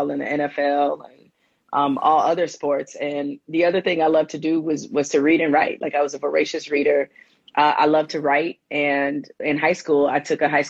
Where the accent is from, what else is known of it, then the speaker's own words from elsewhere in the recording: Detroit, Michigan, United States; I'm originally from Detroit, the 313.